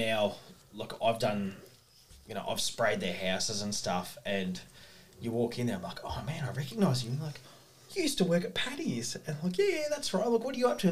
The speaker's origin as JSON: {"language": "English", "town": "Monbulk", "region": "Victoria", "country": "Australia", "tie": "born or raised there", "also_born_or_lived": "Perth", "moved": "as an adult", "lives_now": "Bairnsdale, Australia", "said": "I grew up in the Dandenong Ranges in Mombulk."}